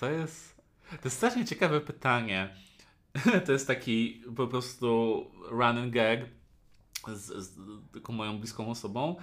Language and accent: Polish; near Warsaw, Masovian Voivodeship, Poland; no ja jestem spod Warszawy, więc ja mieszkałem w, dalej pod Warszawą